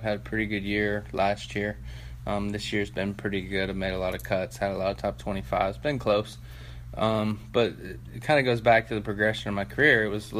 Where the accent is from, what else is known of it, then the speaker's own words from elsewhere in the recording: Cleveland, Ohio, United States; You know, I'm from Cleveland originally, so try to come back and play in Ohio.